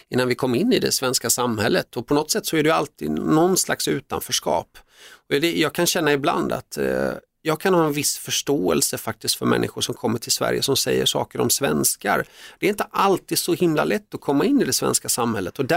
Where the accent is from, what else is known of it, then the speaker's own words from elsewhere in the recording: Finland; born there; det visade sig efteråt sen när jag forskade i, i min uppväxt att jag var född i Finland men vi bodde delvis en kort period